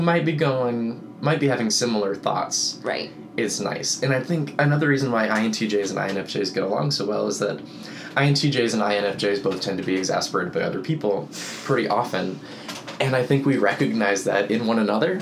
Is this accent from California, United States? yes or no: no; Boynton Beach, Florida, United States; moved away as an adult; also born or lived in Tallahassee, Florida; I grew up in Boynton Beach, Florida, which is about 50 miles north of Miami on the East Coast